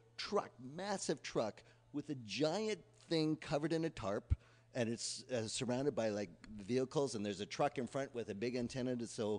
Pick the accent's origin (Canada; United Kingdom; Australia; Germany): Canada; now in United States; I'm a Canadian